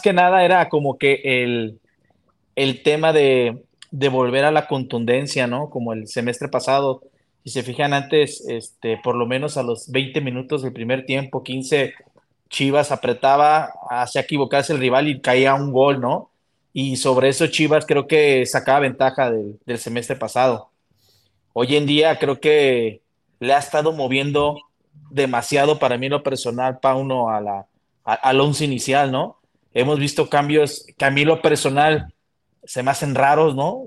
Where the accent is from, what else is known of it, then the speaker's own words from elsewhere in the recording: Guadalajara, Jalisco, Mexico; aquí de Guadalajara